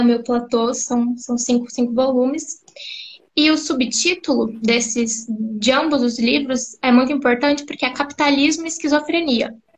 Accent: Campo Grande, Mato Grosso do Sul, Brazil; sou psicóloga, sou de Campo Grande, Mato Grosso do Sul

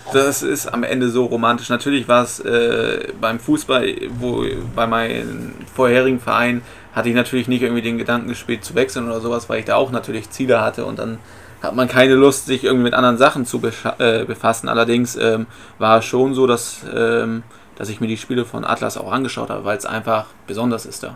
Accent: Bremen, Germany; also born or lived in Aumund, Bremen; Ich bin in Blumenthal geboren, mein Elternhaus war in Bockhorn, dann bin ich nach Aumund gezogen

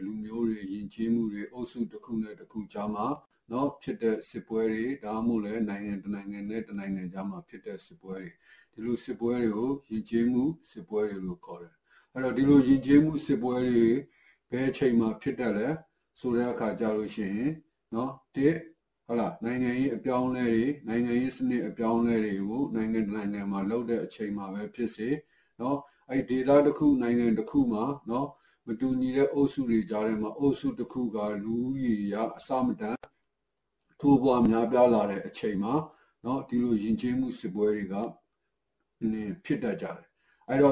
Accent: Myanmar

